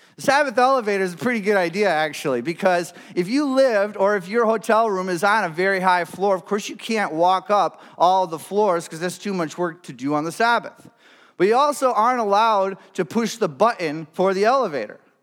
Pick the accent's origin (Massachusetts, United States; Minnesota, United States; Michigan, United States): Michigan, United States; moved away as an adult; now in Grand Rapids, United States; my hometown, uh, up north